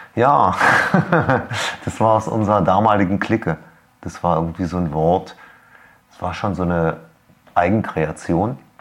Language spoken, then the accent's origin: German; Berlin, Germany; ich bin tatsächlich aufgewachsen in Steglitz